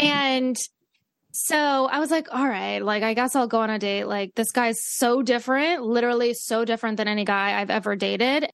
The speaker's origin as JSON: {"language": "English", "town": "Great Falls", "country": "United States", "said": "We're both from Great Falls."}